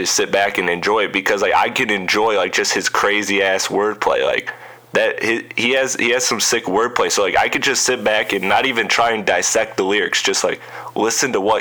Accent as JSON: {"language": "English", "region": "Michigan", "country": "United States", "said": "I'm from Michigan"}